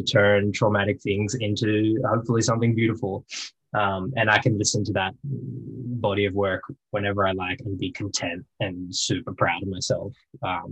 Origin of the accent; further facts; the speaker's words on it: Wollongong, New South Wales, Australia; also born or lived in Albion Park; I grew up playing bars in Wollongong and singing in cafes and busking